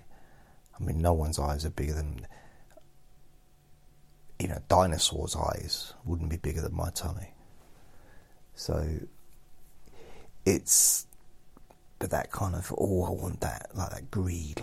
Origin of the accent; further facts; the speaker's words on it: England, United Kingdom; we're English